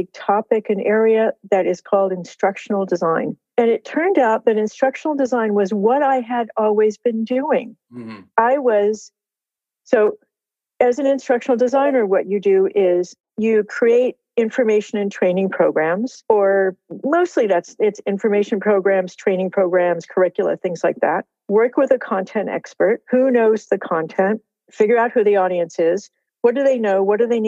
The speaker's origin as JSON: {"language": "English", "region": "California", "country": "United States", "tie": "born or raised there", "said": "I live in California and I'm from California"}